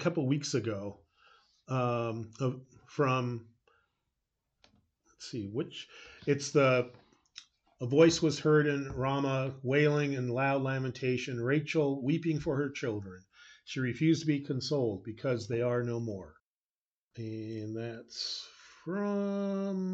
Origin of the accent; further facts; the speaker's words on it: United States; as American Christians